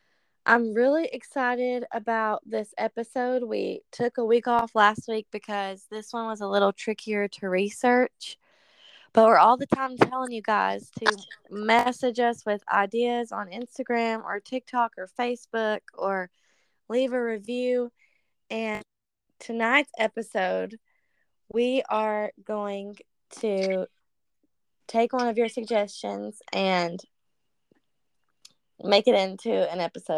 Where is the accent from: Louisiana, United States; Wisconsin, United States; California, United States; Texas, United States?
Louisiana, United States; Shreveport; I grew up in Shreveport, and my family still live there.